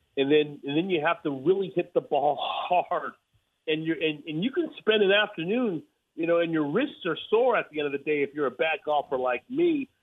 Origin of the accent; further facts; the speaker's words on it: Los Angeles, California, United States; I'm from